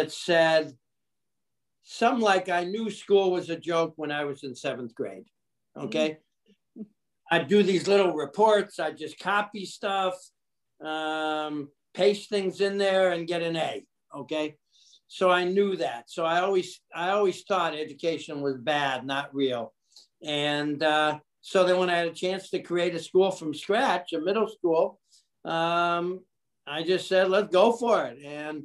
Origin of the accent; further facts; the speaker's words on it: Detroit, Michigan, United States; moved away; also born or lived in New York City; I grew up in Detroit, Michigan